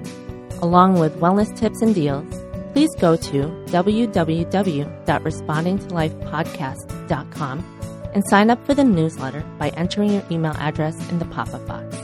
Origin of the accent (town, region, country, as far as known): Chicago, Illinois, United States; born or raised there; now in Los Angeles, United States